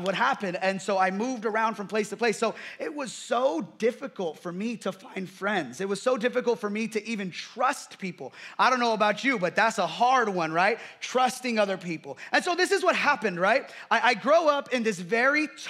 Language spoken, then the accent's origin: English; United States; growing up in America